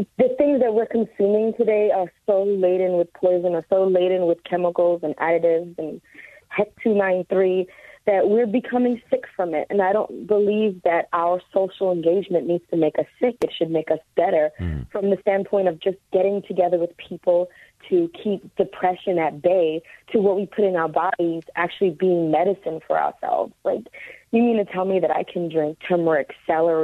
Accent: New York City, New York, United States; also born or lived in Brooklyn; I'm from Queens, and Queens is kind of like people just go in their backyard and mind their business.

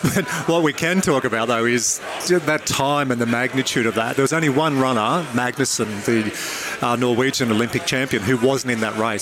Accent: Dubbo, New South Wales, Australia; one of my best mates, Mario, I grew up with in Dubbo

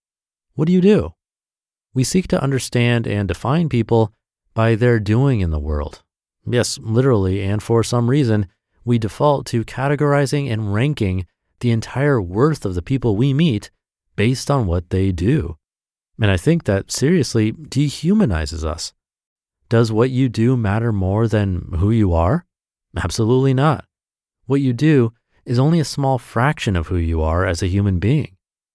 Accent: Miami, Florida, United States; born there; also born or lived in San Diego / Austin; now in Jupiter, United States; I was born in Miami, Florida. After traveling all over the world, Japan, Australia, etc., and living all around the country, San Diego, Austin, etc., alongside my wife, Angel, we decided to settle down in Jupiter, Florida

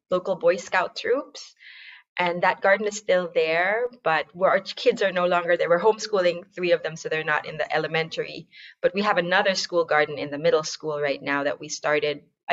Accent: Philippines; now in United States; I'm from the Philippines

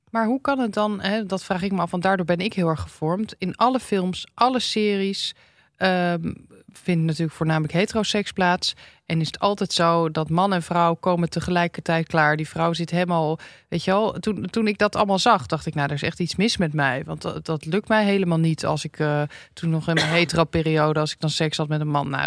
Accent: Amsterdam, North Holland, Netherlands; Ik ben in Amsterdam opgegroeid.

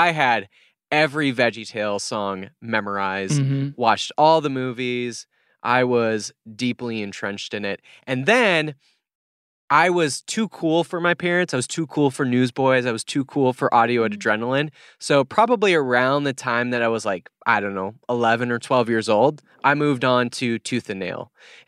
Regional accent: South Dakota, United States; I grew up in South Dakota, so the South Dakota education might be coming upon me

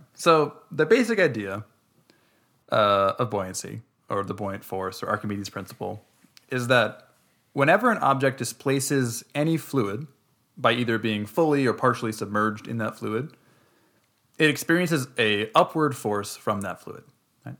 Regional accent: Minnesota, United States; we're from Minnesota.

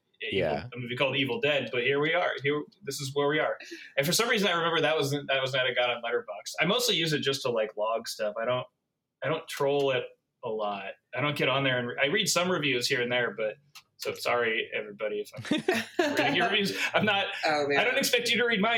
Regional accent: Montana, United States; moved away as an adult; now in Seattle, United States; I worked at Blockbuster Video in my hometown in Montana in like the late 90s.

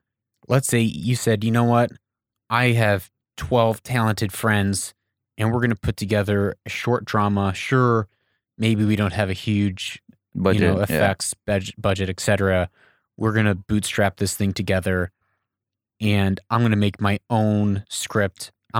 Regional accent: Idaho, United States; Someone has a bigger name. I don't have influence. I'm just from Idaho.

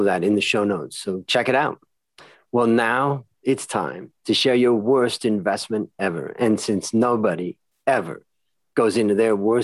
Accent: Hudson, Ohio, United States; I grew up outside of Cleveland in a little town called Hudson.

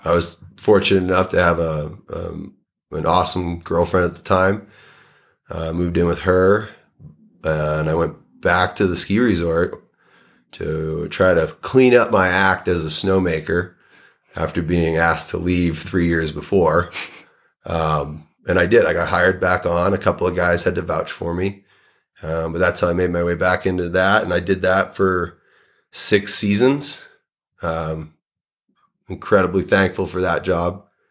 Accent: Saugus, Massachusetts, United States; now in Jackson, United States; I grew up in Saugus, Massachusetts.

